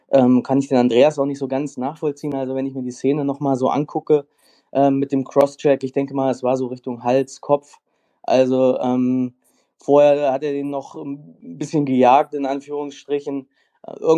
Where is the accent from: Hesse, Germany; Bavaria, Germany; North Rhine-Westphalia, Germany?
Hesse, Germany; Kassel; Ähm, ich komme aus Kassel, habe selber jahrelang Eishockey gespielt